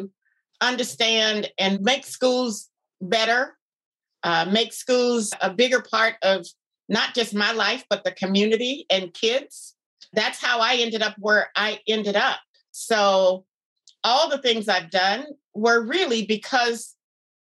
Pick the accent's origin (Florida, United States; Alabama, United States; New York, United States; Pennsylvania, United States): Florida, United States; Miami; moved away as an adult; now in Anchorage, United States; I grew up in Florida, Miami, Florida.